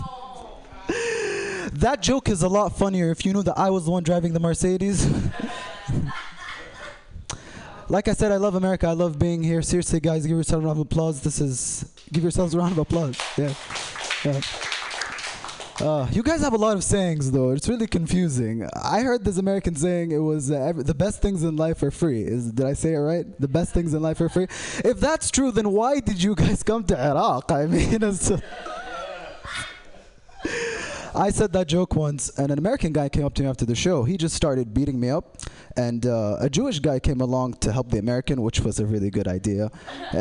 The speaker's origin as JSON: {"language": "English", "country": "Saudi Arabia", "moved": "yes", "said": "I'm from Saudi Arabia, not Bedrock. We can speak English. So my dad is Saudi and my mom is British"}